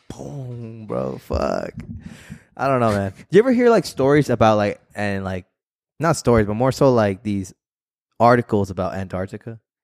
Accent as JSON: {"language": "English", "region": "Arizona", "country": "United States", "said": "We're just from Arizona"}